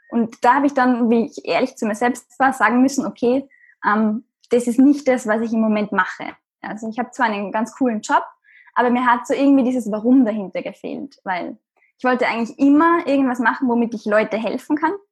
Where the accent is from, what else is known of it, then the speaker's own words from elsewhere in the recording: Austria; Matura heißt es bei uns in Österreich. Ich bin, wie man hört, aus Österreich